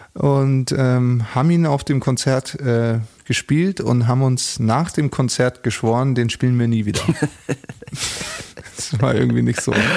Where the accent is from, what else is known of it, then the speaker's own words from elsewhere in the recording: Munich, Bavaria, Germany; es war für mich als Münchner